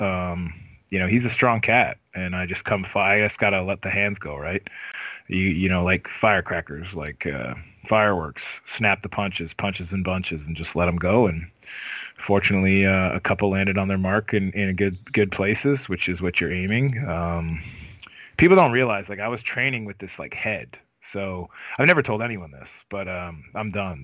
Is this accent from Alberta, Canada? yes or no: no; Cambridge, Ontario, Canada; born or raised there